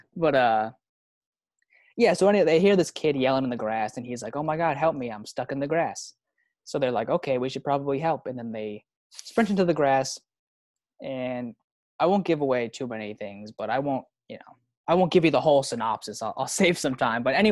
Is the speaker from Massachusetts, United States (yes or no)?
yes; Plymouth, Massachusetts, United States; also born or lived in Vermont; I'm from Massachusetts, Boston area, Plymouth area. Grew up here